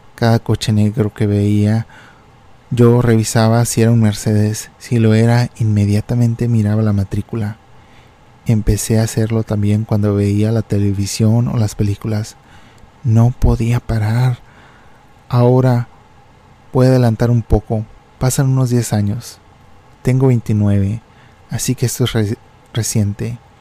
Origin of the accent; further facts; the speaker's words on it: Reynosa, Tamaulipas, Mexico; moved away; yo estaba en la frontera de México